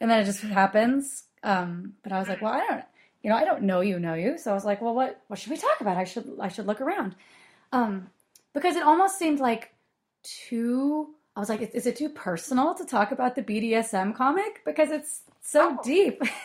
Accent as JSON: {"language": "English", "town": "Portland", "country": "United States", "tie": "born or raised there", "said": "growing up in Portland"}